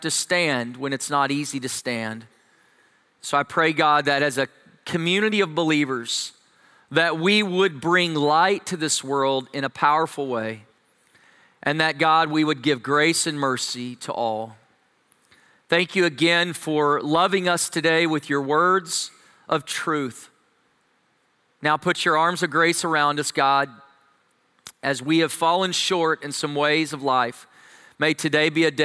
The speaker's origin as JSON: {"language": "English", "region": "Texas", "country": "United States", "said": "I'm from Texas"}